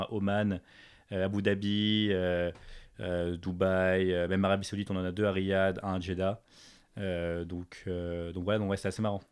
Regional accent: Paris, Île-de-France, France; moved away as an adult; also born or lived in United States; j'ai grandi à Paris, mes parents sont français

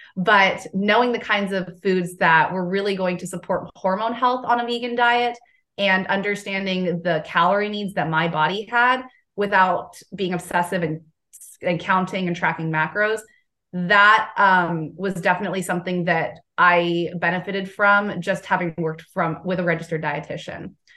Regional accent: Southern California, United States; now in Southern United States; I'm originally from Southern California

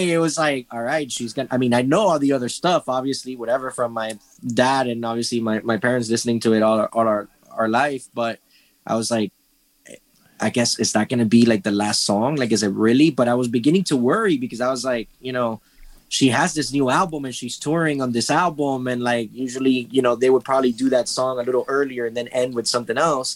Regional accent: Miami, Florida, United States; I'm from Miami, Florida

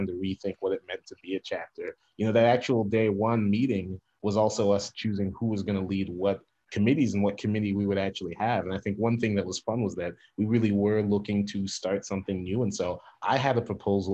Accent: Centerville, Ohio, United States; also born or lived in Xenia, Ohio; I was born and raised in Southwest Ohio, born in Xenia, raised outside Dayton in a suburb called Centerville.

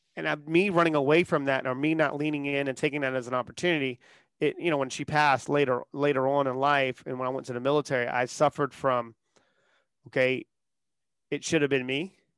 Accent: Charleston, South Carolina, United States; born and raised in Charleston, South Carolina

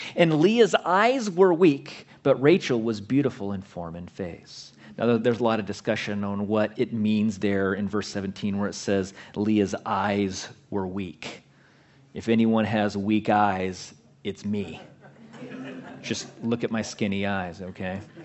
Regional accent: Southern California, United States; I grew up in Southern California, Christian, my entire life

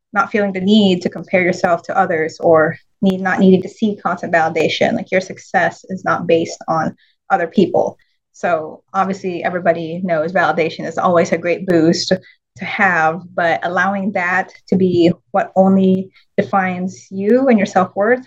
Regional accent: Manila, Metro Manila, Philippines; now in United States; I'm actually full Filipino, born and raised in Manila

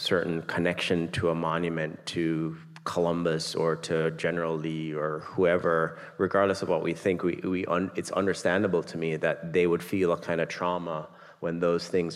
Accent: Jamaica; I grew up in Jamaica

